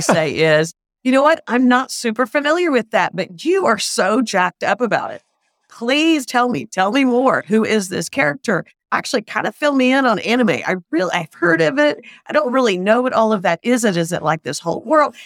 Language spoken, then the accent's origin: English; the South, United States; I grew up in the South, and so we were all Christian